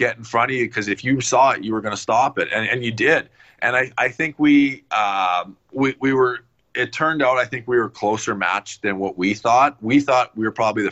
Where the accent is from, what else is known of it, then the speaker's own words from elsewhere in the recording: Canada; in Edmonton just a couple hours from my hometown